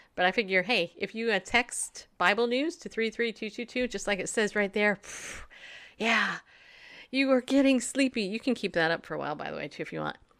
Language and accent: English; California, United States; also born or lived in New York; now in Middle Tennessee, United States; Grew up in California